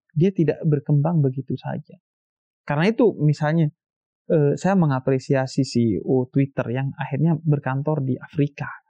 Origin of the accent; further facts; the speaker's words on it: Bondowoso, East Java, Indonesia; di kampung saya di Bondoso.